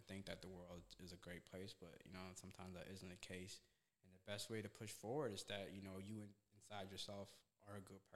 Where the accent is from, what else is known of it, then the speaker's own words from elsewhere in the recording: Somalia; also born or lived in Vermont, United States; now in United States; I was born in Somalia, which is East Africa